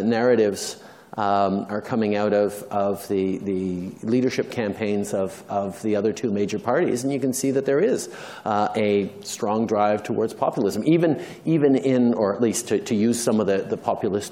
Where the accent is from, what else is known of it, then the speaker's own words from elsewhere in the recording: Canada; I think I can speak for all Canadians in the room